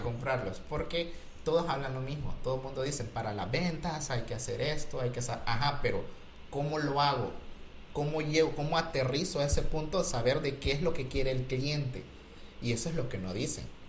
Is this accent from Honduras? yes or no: yes; Honduras; Yo soy hondureño